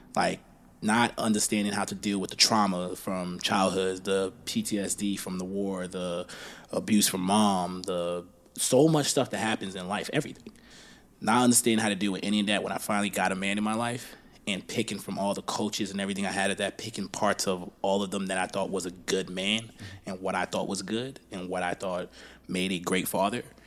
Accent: Baltimore, Maryland, United States; also born or lived in Liberia; Went through the war with that situation, came to America, grew up in Baltimore

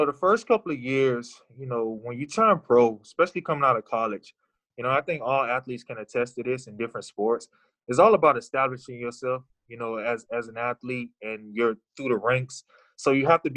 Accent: Daytona Beach, Florida, United States; I'm from Daytona Beach, Florida

